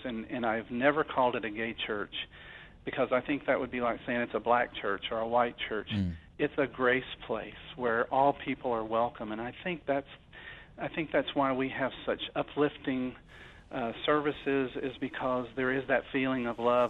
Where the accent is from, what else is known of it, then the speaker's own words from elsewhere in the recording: Arkansas, United States; I was from Arkansas